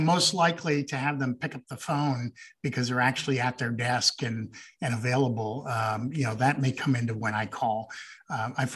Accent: Green Bay, Wisconsin, United States; also born or lived in Montreal, Quebec, Canada / Trois-Rivières, Quebec, Canada / South Africa; I grew up in Wisconsin, couple blocks from Packers Stadium. I was actually there from when I was 11 until I graduated high school. So I consider that home

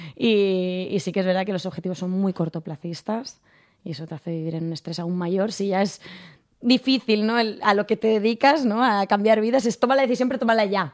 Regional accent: Segur de Calafell, Catalonia, Spain; also born or lived in Barcelona; yo soy de un pueblo a 40 minutos de Barcelona, de Segur de Calafell. Mm. Me he criado ahí hasta los 18.

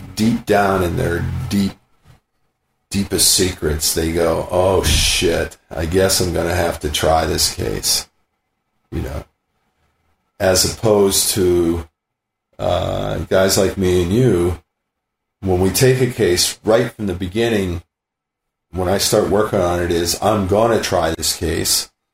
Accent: Western Pennsylvania, United States; now in San Luis Obispo, United States; growing up in Western Pennsylvania, my dad's bar

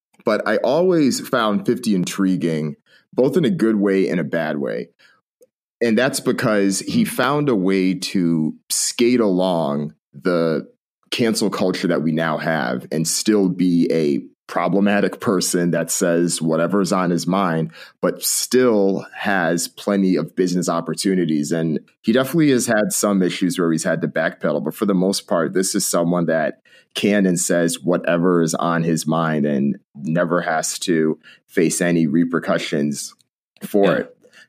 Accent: Connecticut, United States; now in Bay Area, United States; We both realized that we're both Jamaican. We're both from Connecticut and moved to the Bay Area.

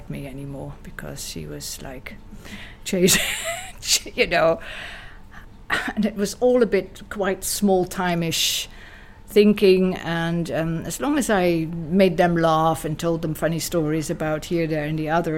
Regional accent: Amsterdam, Netherlands; moved away as an adult; also born or lived in South Africa; now in Ibiza, Spain; I was never telling anybody that I was from Dutch descent. I always pretended I was British

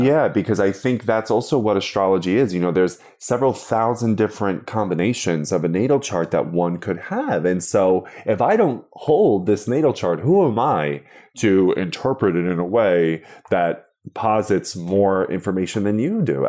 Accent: Long Island, New York, United States; I'm from Long Island, nowhere else

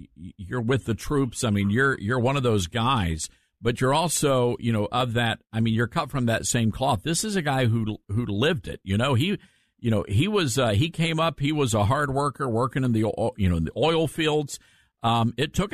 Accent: the South, United States; it's that faith that we all grew up with, you know, the songs we used to sing, that's a part of the fabric of growing up in the South

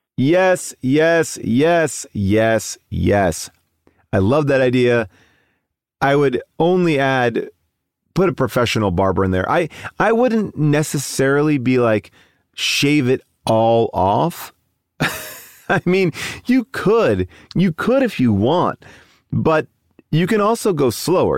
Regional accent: Long Island, New York, United States; I'm also from Long Island

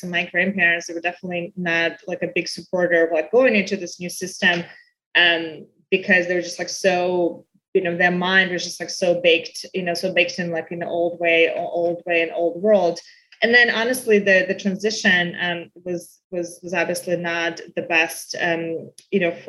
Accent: Belarus; now in United States; growing up in Belarus

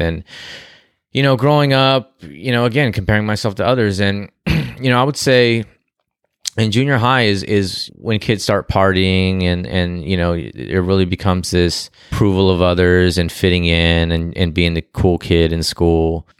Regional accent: Glendale, California, United States; moved away as an adult; also born or lived in Canoga Park, California; now in Texas, United States; I was born, uh, in Glendale, and I, and I grew up in Glendale and spent half my life in Glendale and my other half in, uh, Canoga Park, which is San Fernando Valley

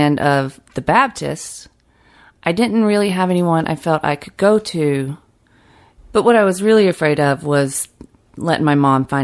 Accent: Fitzgerald, Georgia, United States; moved away as an adult; also born or lived in Brooklyn; As a kid growing up in South Georgia

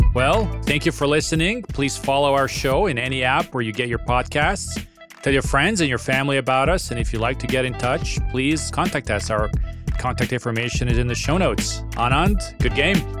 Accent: Serbia; my home country

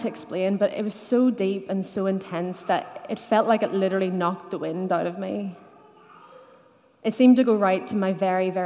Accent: Dungannon, Northern Ireland, United Kingdom; I grew up in Dungannon in the 90s, when it was normal to go to church

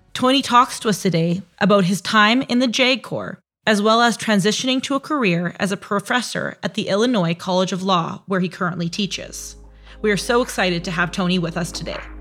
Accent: Canada; I'm Canadian, so I say bag weird, JAG weird

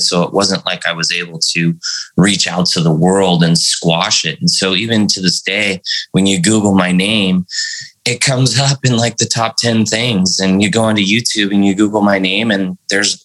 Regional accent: San Bernardino, California, United States; also born or lived in Central Valley, California / Visalia, California / Fresno, California; I grew up in the Central Valley and then moved down to San Bernardino. So, you know, it was Visalia, it was Fresno, San Bernardino.

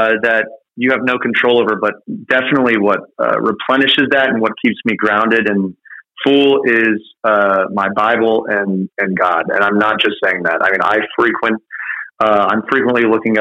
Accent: Cincinnati, Ohio, United States; moved away; I grew up in Cincinnati

